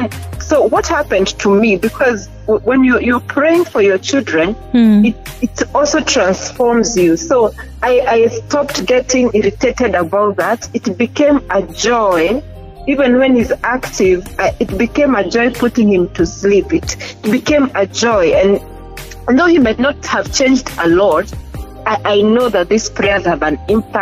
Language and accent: English; Kenya; now in Uganda; Yes, I'm a Kenyan.